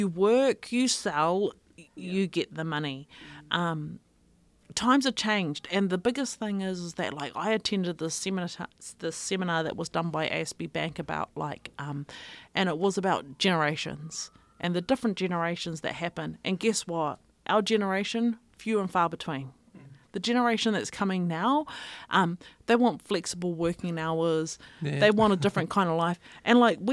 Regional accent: Avarua, Cook Islands; majority of my life, we grew up in Rarotonga

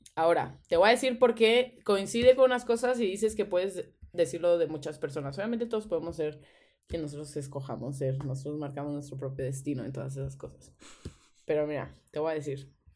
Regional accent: Veracruz, Mexico; Yo también nací, yo nací en el San Francisco

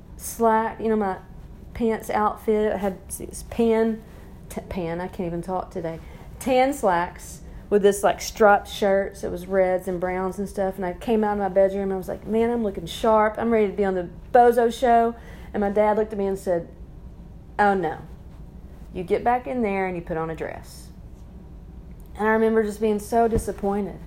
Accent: near Sheridan, Arkansas, United States; I grew up here in Arkansas in a conservative community, rural community outside of Little Rock, towards Sheridan, Arkansas.

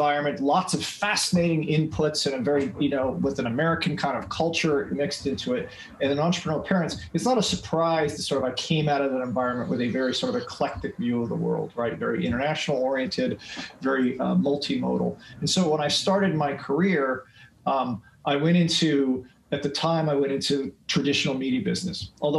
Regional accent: Philippines; also born or lived in Micronesia; And then I was raised in the Philippines after that.

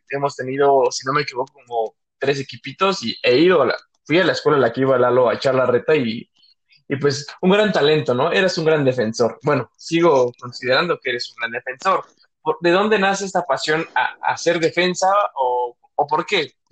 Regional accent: Mexico; y hablando todo de esto, pues como mexicano, pues creo que de los mayores sueños de todo niño, de todo adolescente, es ser futbolista.

